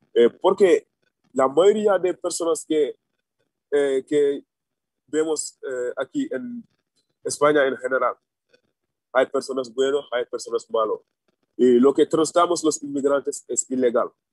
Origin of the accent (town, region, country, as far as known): Senegal; Spanish is a second language; moved away as an adult; now in Spain